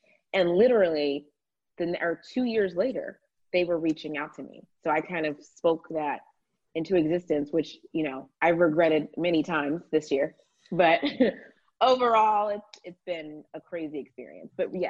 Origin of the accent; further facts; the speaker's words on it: Atlanta, Georgia, United States; I watched Atlanta Housewives was the first show I watched because I'm from Atlanta.